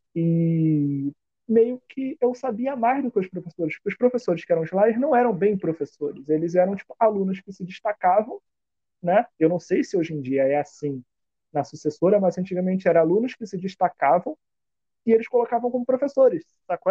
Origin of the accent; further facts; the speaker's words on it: Rio de Janeiro, Brazil; eu fui nascido e criado em Campo Grande